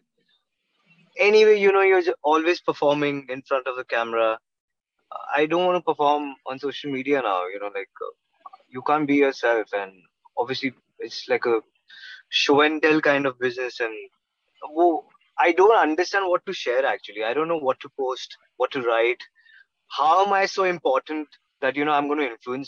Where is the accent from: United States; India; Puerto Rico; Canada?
India; Mumbai, Maharashtra; I'm born and raised in Mumbai.